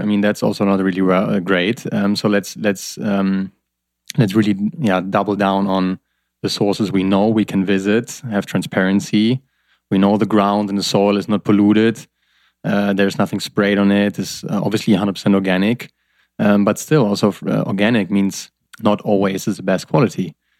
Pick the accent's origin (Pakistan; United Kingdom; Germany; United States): Germany; I'm from Germany